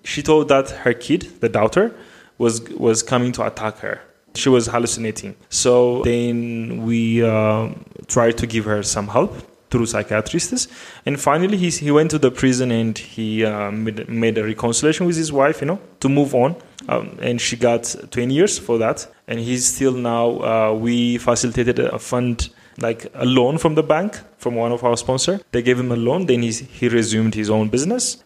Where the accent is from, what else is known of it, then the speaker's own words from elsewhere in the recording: Addis Ababa, Ethiopia; I am from Addis Ababa, Ethiopia